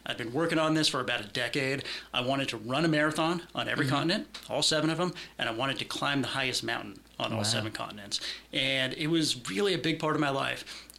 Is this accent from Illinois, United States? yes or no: no; Concord, California, United States; So I'm from Northern California originally, born in Concord, moved around quite a bit.